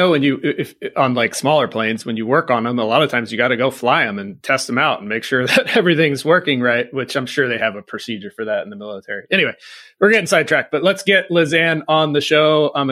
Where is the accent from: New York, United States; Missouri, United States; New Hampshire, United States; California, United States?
California, United States; Camp Pendleton; born there; I was born on Camp Pendleton and my dad was Marine.